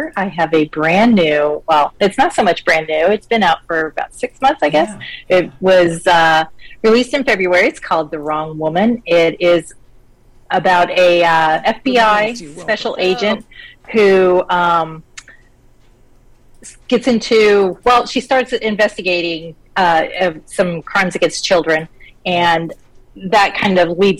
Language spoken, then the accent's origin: English; Colorado Springs, Colorado, United States; born there; So I was born in Colorado Springs. My book is set in Denver, so I tried to get back there. But I was I moved around a whole bunch.